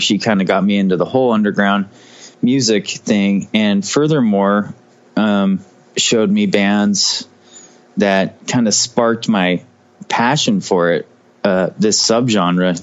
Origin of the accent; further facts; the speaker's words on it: Portland, Oregon, United States; moved away as an adult; also born or lived in Fullerton, California; I was only there till I was about four years old, and then I moved up to Portland, Southwest Portland, with my mom, and then later on, my dad moved here, and I I was living here until I was probably 22 or 23.